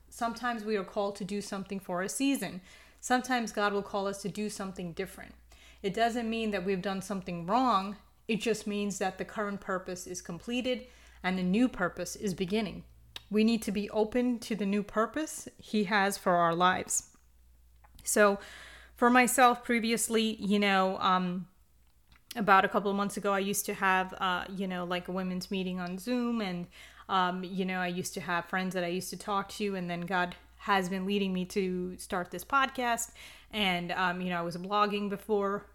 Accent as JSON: {"language": "English", "country": "United States", "said": "I'm personally from the United States"}